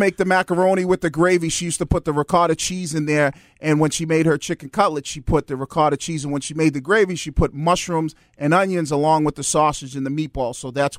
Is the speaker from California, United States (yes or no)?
no; Boston, Massachusetts, United States; But we grew up in East Boston